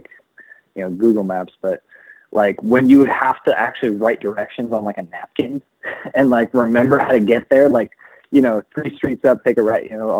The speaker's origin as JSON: {"language": "English", "town": "Riverside", "region": "California", "country": "United States", "tie": "born or raised there", "said": "where I grew up in Riverside"}